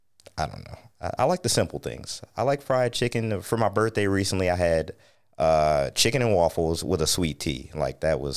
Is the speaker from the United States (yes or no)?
yes; United States; I grew up on Lake Erie and that was dirty enough from industrial waste.